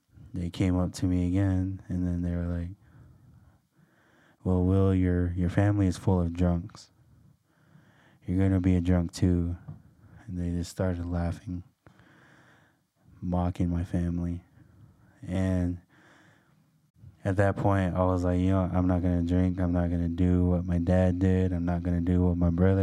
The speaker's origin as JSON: {"language": "English", "town": "Lapwai", "region": "Idaho", "country": "United States", "tie": "born or raised there", "said": "I am from Lapway, Idaho. My tribe is Nez Perce. And so I grew up in a very"}